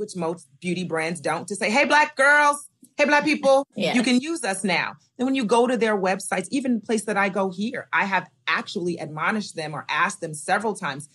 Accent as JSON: {"language": "English", "town": "Diamond Bar", "region": "California", "country": "United States", "tie": "born or raised there", "said": "I grew up in Diamond Bar, California."}